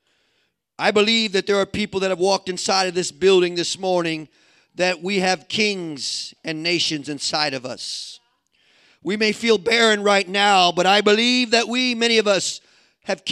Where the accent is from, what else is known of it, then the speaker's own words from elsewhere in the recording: Midwest, United States; I'm a Midwesterner.